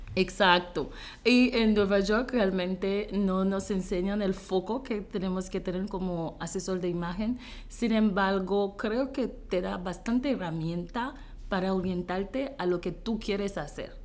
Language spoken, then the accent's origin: Spanish; Haiti; Spanish is a second language; moved away as an adult; Yo soy de Haití, yo soy haitiana, he vivido en Haití por 19 años de mi vida corrido